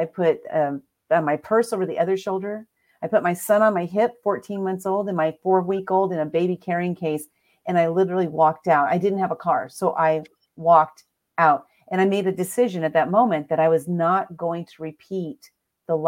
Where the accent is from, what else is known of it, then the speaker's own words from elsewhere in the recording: San Diego, California, United States; I'm from San Diego, California. I was born and raised.